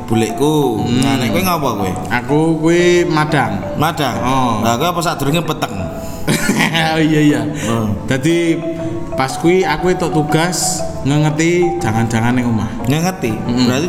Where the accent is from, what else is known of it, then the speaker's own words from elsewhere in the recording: Boyolali, Central Java, Indonesia; gue sebagai warga Boyolali ki